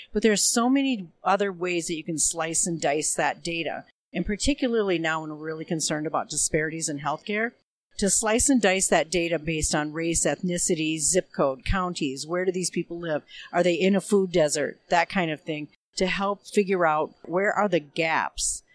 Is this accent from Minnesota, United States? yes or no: yes; Minneapolis, Minnesota, United States; I come from Minneapolis, Minnesota